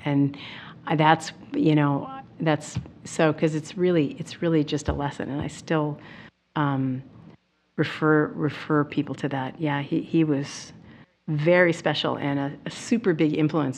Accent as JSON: {"language": "English", "town": "Milwaukee", "region": "Wisconsin", "country": "United States", "tie": "born or raised there", "said": "I grew up in Milwaukee"}